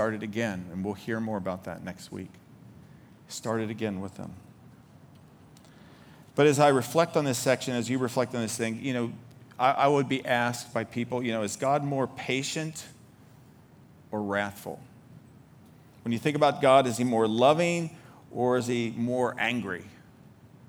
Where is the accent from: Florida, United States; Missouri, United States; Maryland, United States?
Maryland, United States; Baltimore; I'm from Baltimore